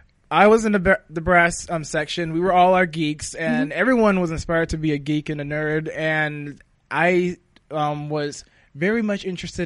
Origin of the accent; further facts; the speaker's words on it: North Carolina, United States; I grew up in North Carolina, so in a very small town in the South